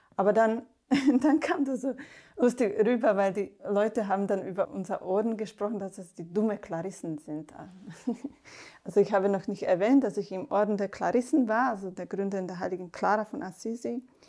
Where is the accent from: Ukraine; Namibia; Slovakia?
Slovakia; German is a second language; moved away as an adult; now in Germany; Ich komme aus der Slowakei und habe erst im Kloster in Deutschland Deutsch gelernt